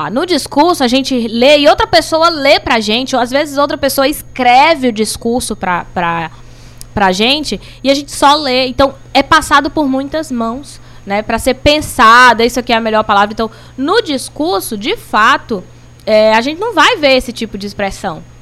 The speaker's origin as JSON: {"language": "Portuguese", "town": "Belém", "region": "Pará", "country": "Brazil", "tie": "born there", "lives_now": "Cariri, Brazil", "said": "eu, eu, eu costumo dizer que eu sou natural de Belém do Pará e cultural do Cariri né? Porque a minha formação, eu tô aqui há 20 anos"}